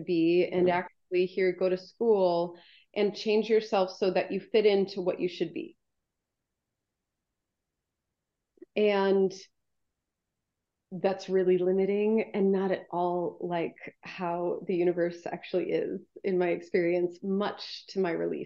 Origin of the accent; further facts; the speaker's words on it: Midwest, United States; I was born in 78 in the Midwest